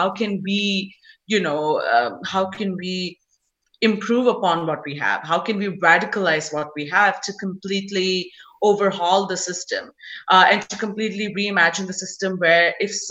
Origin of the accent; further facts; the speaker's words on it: India; now in United States; as an Indian who's come from India